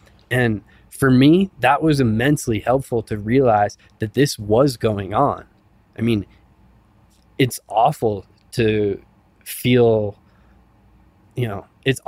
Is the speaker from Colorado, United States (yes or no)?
yes; Silverthorne, Colorado, United States; in places like my hometown of Silverthorne and Summit County.